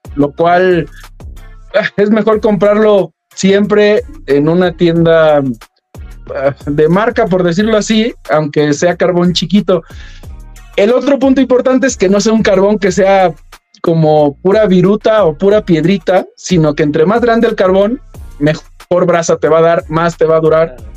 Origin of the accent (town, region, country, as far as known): Mexico